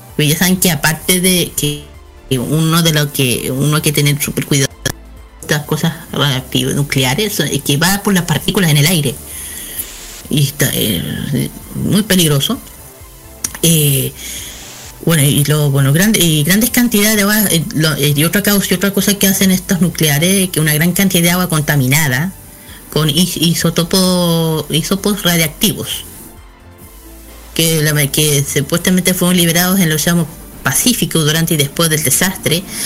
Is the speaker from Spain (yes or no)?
no; Chile; nosotros que somos chilenos